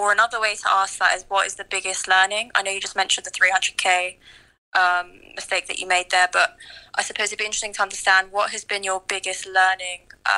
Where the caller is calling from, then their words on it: London, United Kingdom; I'm calling from London.